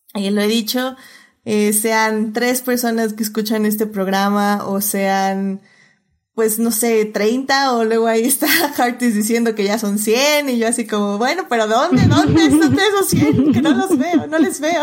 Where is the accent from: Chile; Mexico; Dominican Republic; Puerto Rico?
Mexico; como mexicanos, como personas que vivimos en México